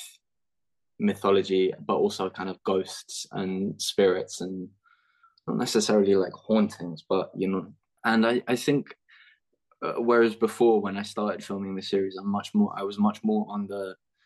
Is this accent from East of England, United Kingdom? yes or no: no; London, United Kingdom; I'm from London